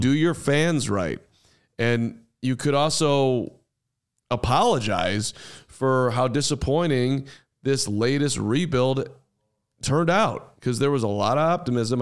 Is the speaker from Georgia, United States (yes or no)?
no; Highland Park, Illinois, United States; I grew up in Highland Park, Illinois